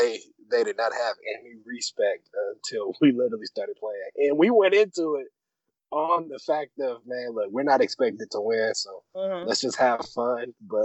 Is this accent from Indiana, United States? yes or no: yes; Muncie, Indiana, United States; moved away as an adult; now in Indianapolis, United States; I'm originally from Muncie. Born and raised in Muncie.